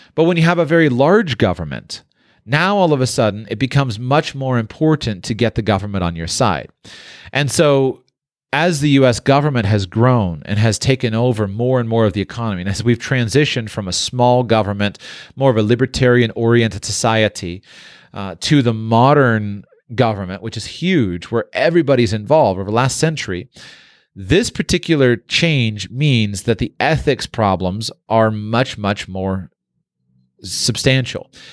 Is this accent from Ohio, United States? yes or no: no; Palm Beach, Florida, United States; it's my hometown. And so, uh, I spent a lot of time on Palm Beach. I went to school right in downtown West Palm Beach